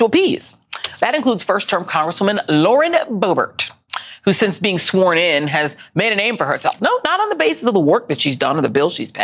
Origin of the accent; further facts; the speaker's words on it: Colorado, United States; I grew up in Colorado